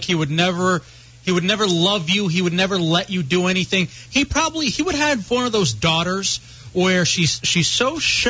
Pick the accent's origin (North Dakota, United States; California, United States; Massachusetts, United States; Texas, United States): Texas, United States; Dallas; Growing up in Dallas and being a Dallas Cowboys fan